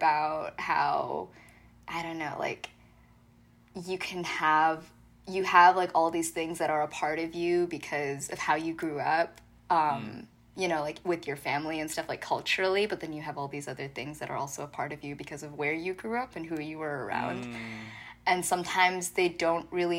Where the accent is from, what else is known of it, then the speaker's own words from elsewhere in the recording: Michigan, United States; accent: Pennsylvania; moved away as an adult; also born or lived in Texas / Pennsylvania; now in Baltimore, United States; I grew up in Michigan, basically. I mean, I was born in Texas, went to Pennsylvania, and then did most of life, I guess, as a young person in Michigan